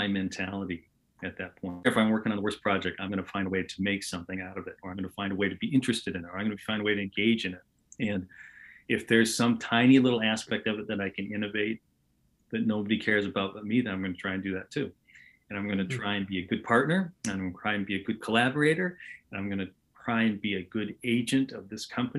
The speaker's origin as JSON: {"language": "English", "town": "Portland", "region": "Oregon", "country": "United States", "tie": "born or raised there", "also_born_or_lived": "Los Angeles", "moved": "as an adult", "said": "my entire life growing up in Portland, Oregon"}